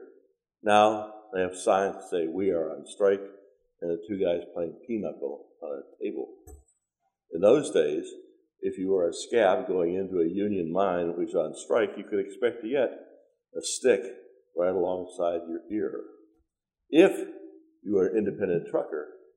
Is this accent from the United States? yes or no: yes; Pittsburgh, Pennsylvania, United States; moved away; also born or lived in New Kensington, Pennsylvania; I grew up in Pittsburgh